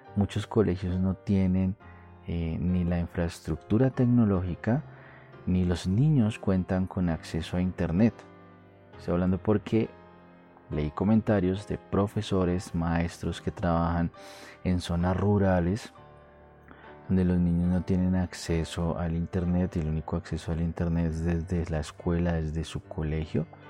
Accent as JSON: {"language": "Spanish", "country": "Colombia", "lives_now": "Bogotá, Colombia", "said": "mi país, en Colombia, precisamente en Bogotá"}